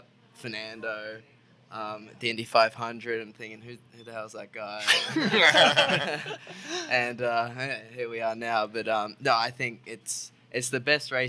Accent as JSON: {"language": "English", "country": "Australia", "tie": "born or raised there", "moved": "yes", "lives_now": "United States", "said": "started growing up racing go-karts in Australia"}